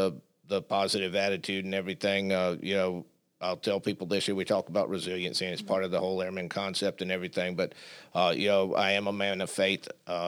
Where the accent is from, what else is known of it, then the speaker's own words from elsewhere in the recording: Southern United States, United States; I'm still a Southerner.